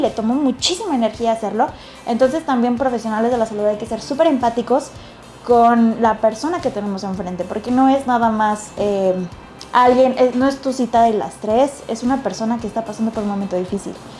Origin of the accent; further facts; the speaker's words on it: Mexico; como mexicanos y como latinos tenemos una prevalencia